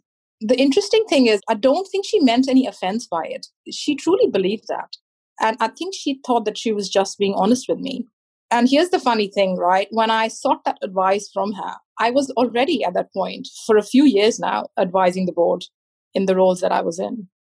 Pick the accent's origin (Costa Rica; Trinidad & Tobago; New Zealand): New Zealand; I responded saying, no, I'm not, I'm a Kiwi, which was my way of saying that I am a citizen and I belong.